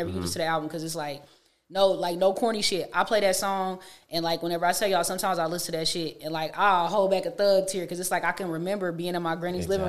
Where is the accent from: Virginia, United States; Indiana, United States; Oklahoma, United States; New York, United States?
Oklahoma, United States; Enid; now in Oklahoma City, United States; I'm from Enid and I moved to the city